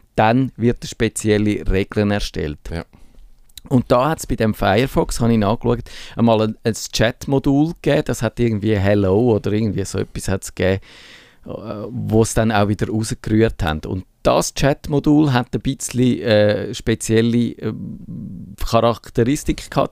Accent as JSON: {"language": "German", "country": "Switzerland", "said": "wir als Schweizer"}